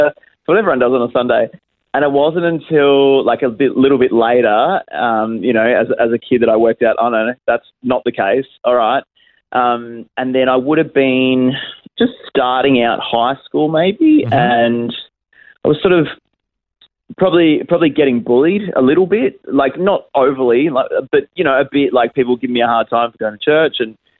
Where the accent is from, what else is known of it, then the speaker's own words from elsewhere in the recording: Geelong, Victoria, Australia; moved away as an adult; now in Adelaide, Australia; So I was raised and born in Geelong and lived there for the first sort of, 20-odd years of my life